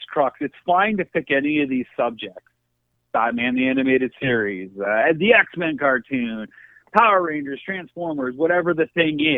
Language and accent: English; Canada; also born or lived in United States; being a Canadian, growing up as an outsider by default